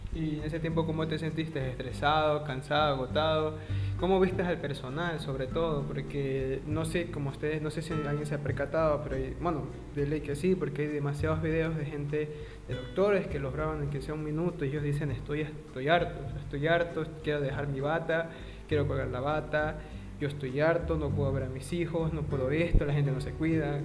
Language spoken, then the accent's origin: Spanish; Ecuador; yo soy de Ecuador